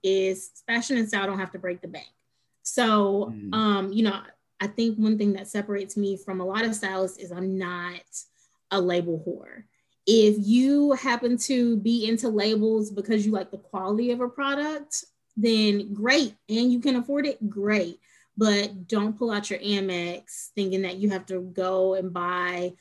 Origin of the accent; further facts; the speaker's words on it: Mobile, Alabama, United States; moved away as an adult; now in New Orleans, United States; I'm born and raised in Mobile, but I've been here for almost 4 years now